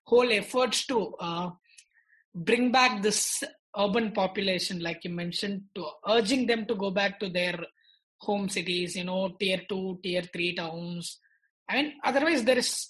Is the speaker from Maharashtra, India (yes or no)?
no; Tiruchirappalli, Tamil Nadu, India; I come from Trichy